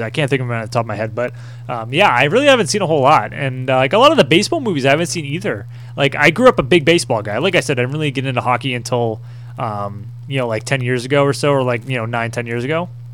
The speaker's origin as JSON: {"language": "English", "region": "New England", "country": "United States", "tie": "born or raised there", "said": "growing up in New England"}